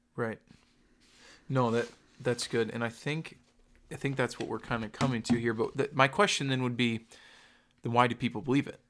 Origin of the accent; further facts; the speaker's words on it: the South, United States; I grew up in the South